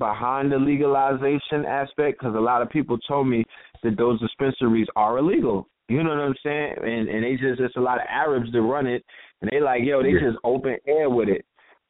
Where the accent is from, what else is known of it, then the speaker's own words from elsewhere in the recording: New York City, New York, United States; So I was born in the Bronx in 1975 in a dystopian environment